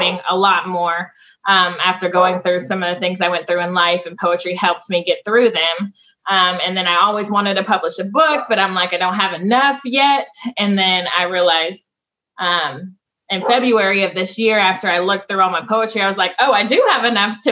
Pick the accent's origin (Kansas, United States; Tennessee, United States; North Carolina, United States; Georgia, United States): Tennessee, United States; Franklin; also born or lived in Flint, Michigan; I was born in Flint, Michigan. I moved to Franklin, Tennessee around 5 years old.